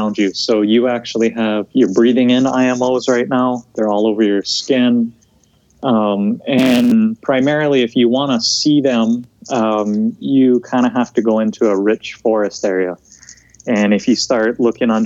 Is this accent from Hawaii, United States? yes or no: yes; Big Island of Hawaii, United States; also born or lived in Montana; I grew up here on the Big Island of Hawaii.